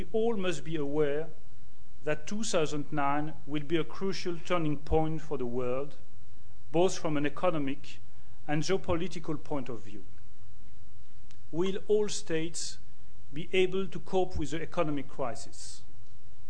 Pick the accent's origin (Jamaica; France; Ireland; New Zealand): France; accent: French; English is a second language; my terrible French accent